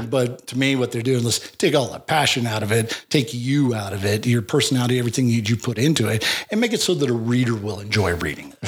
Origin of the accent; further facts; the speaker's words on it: Wyoming, United States; also born or lived in Laramie, Wyoming / Sheridan, Wyoming / Big Horn, Wyoming; I was born in Laramie, Wyoming